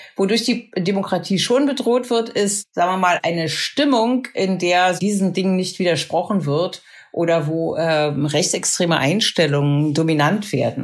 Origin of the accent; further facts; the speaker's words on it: East Germany, Germany; Ich bin aus dem Osten